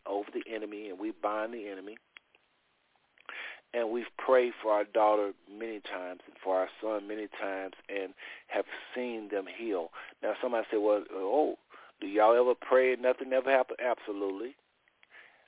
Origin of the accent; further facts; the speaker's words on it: Texas, United States; moved away as an adult; also born or lived in Ohio; I was from Texas, CLC and all of that, and then I moved to Ohio, and I came back